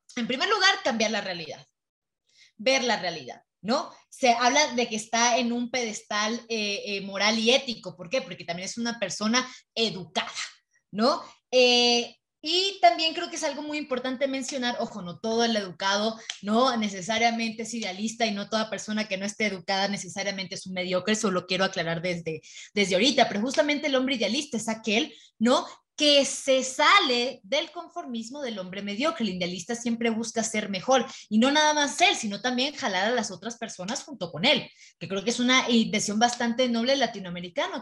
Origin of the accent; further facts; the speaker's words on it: Mexico; yo hablando como mexicana